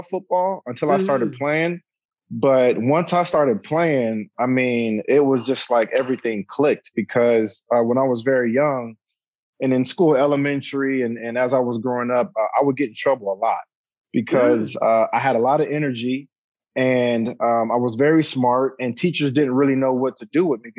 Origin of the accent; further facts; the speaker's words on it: San Diego, California, United States; moved away as an adult; also born or lived in Inglewood, California; now in Los Angeles, United States; I'm from San Diego, born and raised, played high school there, high school football, grew up there